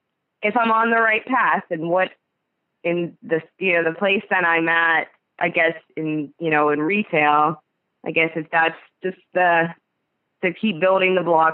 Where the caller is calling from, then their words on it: Youngstown, Ohio, United States; I am calling from the Youngstown, Ohio area.